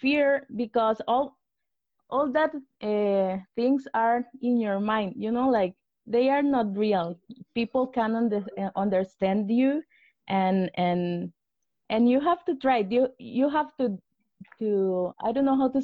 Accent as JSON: {"language": "English", "country": "Costa Rica", "second_language": "English", "said": "I am from Costa Rica."}